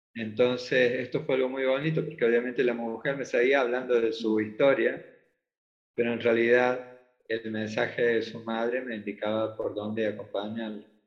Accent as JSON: {"language": "Spanish", "region": "Córdoba", "country": "Argentina", "said": "de Córdoba, Argentina"}